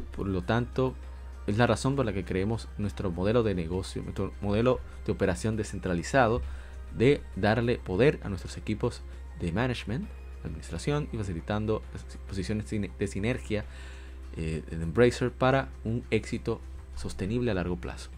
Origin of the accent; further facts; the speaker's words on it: Dominican Republic; como decimos en mi país República Dominicana